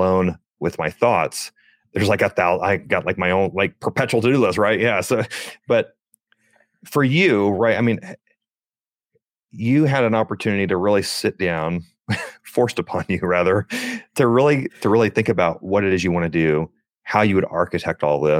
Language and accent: English; Chesapeake, Virginia, United States; I grew up in a military household. I served in the military, but my father served in the military as well. And I grew up in Chesapeake, Virginia